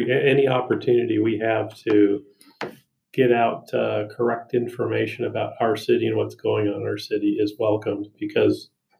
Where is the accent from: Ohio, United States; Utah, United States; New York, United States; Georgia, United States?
Utah, United States; Murray; also born or lived in Preston, Idaho; I grew up in Murray, went to Murray schools, graduated from Murray High in 78